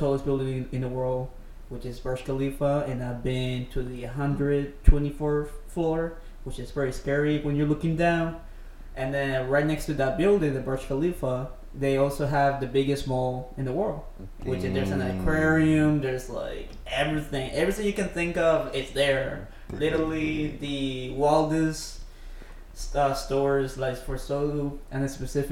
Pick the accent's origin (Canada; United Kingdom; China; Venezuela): Venezuela; accent: Venezuelan Spanish; first language Spanish; English is a second language; also born or lived in Brunei; now in Texas, United States; I am from Venezuela, and which is in the South America